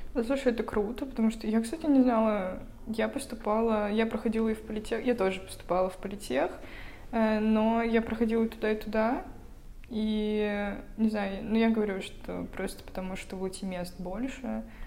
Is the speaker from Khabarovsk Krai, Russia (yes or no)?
no; Vologda, Vologda Oblast, Russia; moved away as an adult; now in Saint Petersburg, Russia; Я сама из Вологды, относительно тоже недалеко отсюда